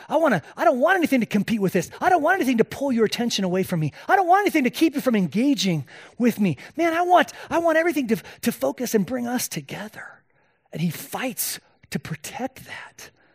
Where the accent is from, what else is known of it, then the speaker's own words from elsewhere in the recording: Spain; moved away; I was born and raised in Spain